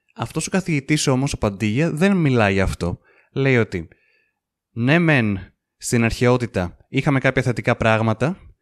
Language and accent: Greek; Greece; εμείς που είμαστε Έλληνες